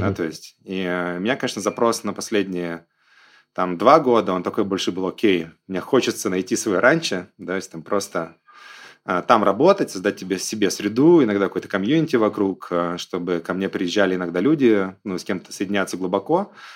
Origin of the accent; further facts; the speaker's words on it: Belarus; also born or lived in San Francisco, United States; now in Sochi, Russia; я там сам белорус